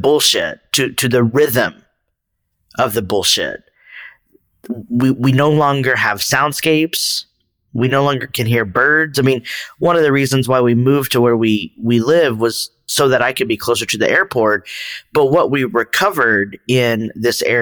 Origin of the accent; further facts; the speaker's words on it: Texas, United States; moved away; also born or lived in San Francisco Bay Area; I'm initially from Northern Mexico, the Republic of Texas